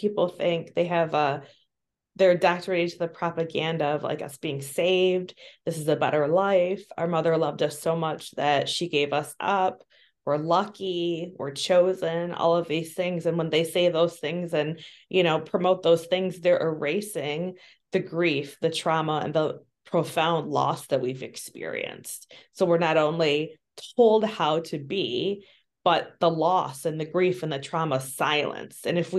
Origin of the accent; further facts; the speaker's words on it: Midwest, United States; also born or lived in Bogota, Colombia; I was born in Bogota, Colombia, and I was sold to a white Jewish couple in the Midwest. So I was taken to the Midwest, and that's where I grew up.